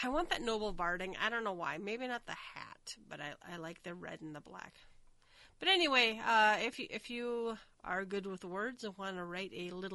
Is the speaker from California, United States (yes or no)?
no; Minnesota, United States; I'm from Minnesota. We have, like, the Winter Carnival